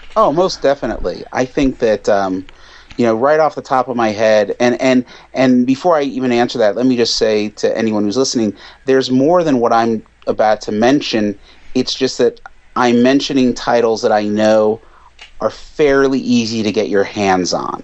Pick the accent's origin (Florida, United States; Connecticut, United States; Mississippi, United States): Connecticut, United States; I grew up right outside New York City in Connecticut